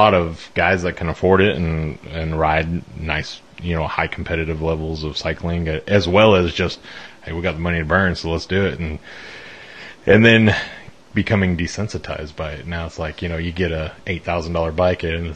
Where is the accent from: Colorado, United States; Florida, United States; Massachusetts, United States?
Colorado, United States; also born or lived in West Fork, Arkansas; now in Arkansas, United States; We grew up in Colorado